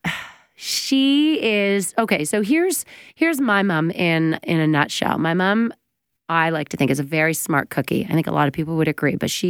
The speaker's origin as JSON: {"language": "English", "town": "Oakville", "region": "Ontario", "country": "Canada", "said": "We're all from Oakville"}